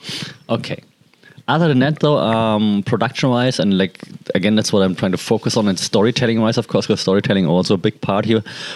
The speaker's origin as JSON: {"language": "English", "country": "Germany", "said": "I'm from Germany"}